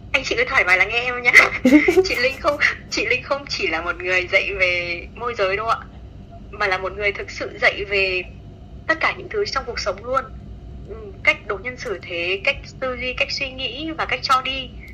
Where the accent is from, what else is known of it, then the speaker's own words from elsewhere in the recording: Nghệ An, Vietnam; now in Hanoi, Vietnam; em quê ở Nghệ